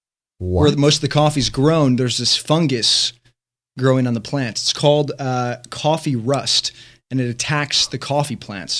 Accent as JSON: {"language": "English", "town": "Chicago", "region": "Illinois", "country": "United States", "moved": "yes", "said": "because I'm Chicago"}